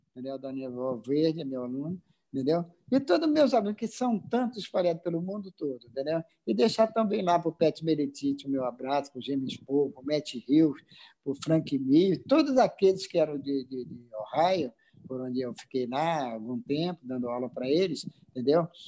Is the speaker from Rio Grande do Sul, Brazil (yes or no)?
no; Acre, Brazil; also born or lived in Rio de Janeiro; now in Manaus, Brazil; Acre, é, eu sou acriano, olha só, sou acriano, hoje sou cidadão amazonense e moro no Rio de Janeiro